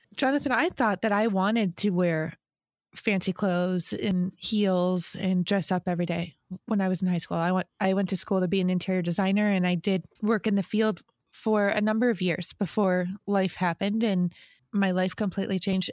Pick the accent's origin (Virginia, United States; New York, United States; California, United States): New York, United States; I'm a New Yorker.